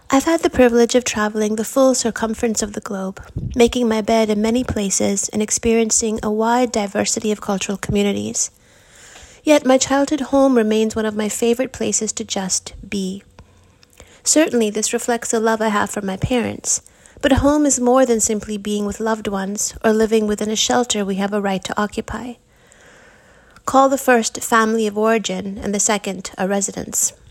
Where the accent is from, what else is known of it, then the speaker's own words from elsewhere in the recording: Seiad Valley, California, United States; My hometown is along the Klamath River in Northern California. I've written in the Eighth Day column about some of the history of the area. Seiad Valley, where I grew up, is a former logging town with fewer than 300 people.